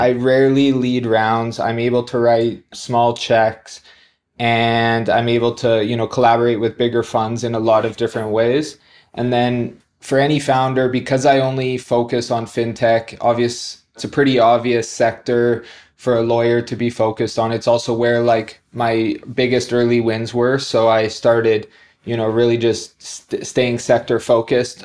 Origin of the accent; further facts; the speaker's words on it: Canada; moved away as an adult; also born or lived in New Zealand; now in Dubai, United Arab Emirates; I'm originally Canadian, been outside of Canada for about the last twelve years